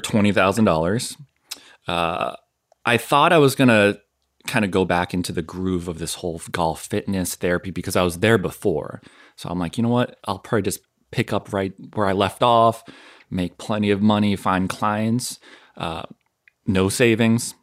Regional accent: southern Maine, United States; moved away as an adult; also born or lived in Connecticut / Boston / Florida; I grew up in Maine, southern Maine, which a lot of people are surprised with. Yes, there are Koreans in, in Maine

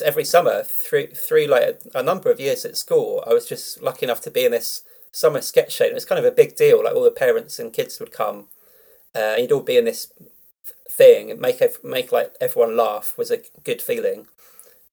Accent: London, United Kingdom; also born or lived in Tooting; I grew up in South London

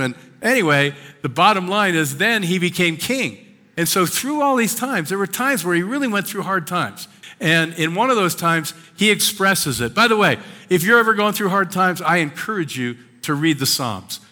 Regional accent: Washington Crossing, Pennsylvania, United States; moved away; where I grew up, uh, just north of Philadelphia in the Washington Crossing

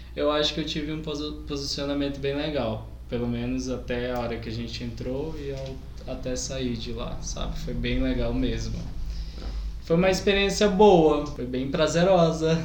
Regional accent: Manaus, Amazonas, Brazil; moved away as an adult; now in Campo Grande, Brazil; nasci e cresci em Manaus. Daí mudei pra Campo Grande em 2016

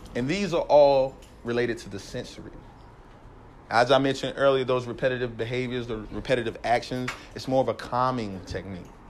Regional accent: North Carolina, United States; moved away as an adult; now in San Jose, United States; I grew up in North Carolina, East Coast, Southern East Coast

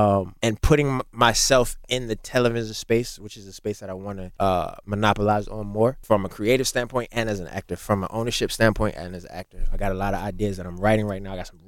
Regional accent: Baltimore, Maryland, United States; I'm from Baltimore

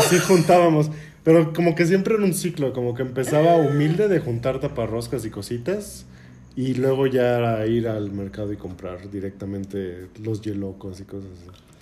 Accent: Mexico City, Mexico; yo crecí en, este, en la Gustavo Madero

